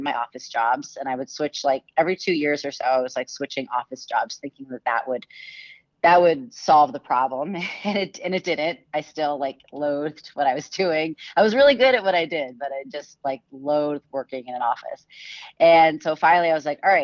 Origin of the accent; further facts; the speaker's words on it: Massachusetts, United States; I'm originally from Massachusetts